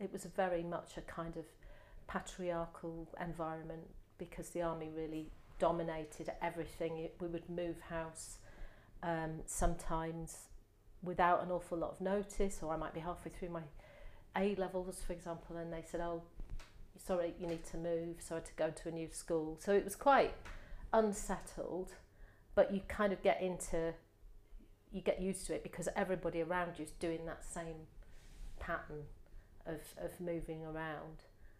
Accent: Manchester, North West England, United Kingdom; born there; I'm the oldest of three. My dad was in the army, and I was born in Manchester because he was based in Ashton-under-Lyne in the army there.

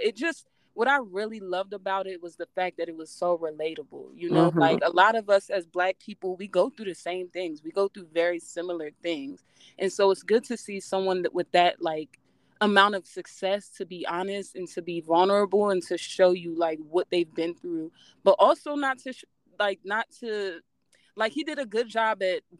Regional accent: Maryland, United States; I know a lot of people don't even know where I'm from. It's Cecil County, Maryland. It's like literally a really, I'm from a really small town in Maryland.

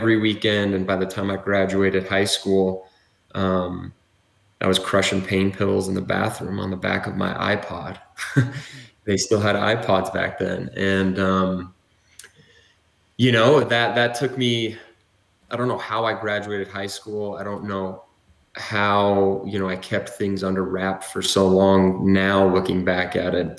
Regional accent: Utah, United States; also born or lived in American Fork; I'm a native Utahn. I was born and raised in Utah County

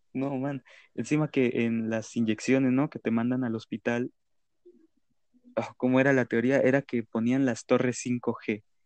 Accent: Colombia; acá en Colombia, en mi país

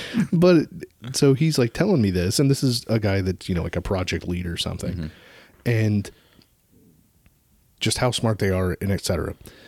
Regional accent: South Dakota, United States; Ma'am, I am from South Dakota.

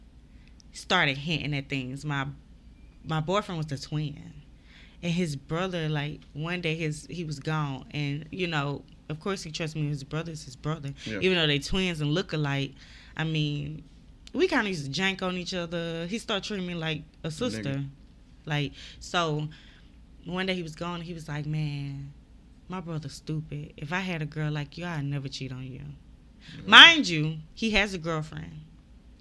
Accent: Mobile, Alabama, United States; I'm from Mobile

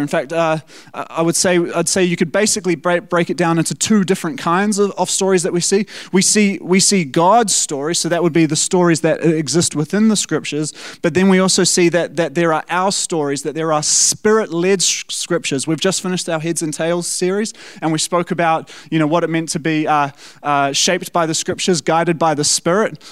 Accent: South Africa; now in New Zealand; as a South African

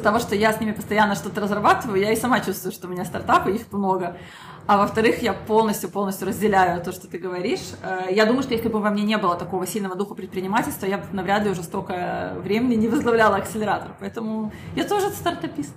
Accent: Israel; also born or lived in Minsk, Belarus; я родилась в Минске и приехала сюда, в Израиль, когда я была совсем маленькой, закончила здесь школу

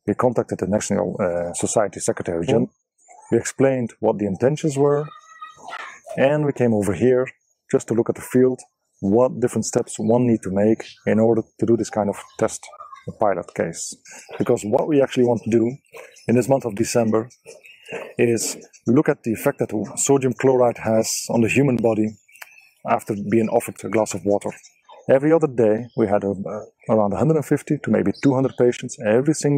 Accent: Ostend, Flanders, Belgium; my hometown in Ostend

